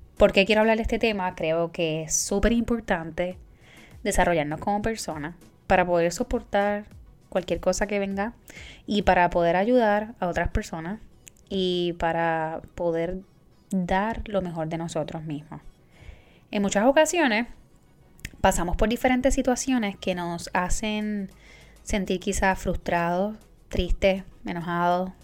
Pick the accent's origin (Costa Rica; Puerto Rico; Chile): Puerto Rico; moved away; Boricua fuera de la isla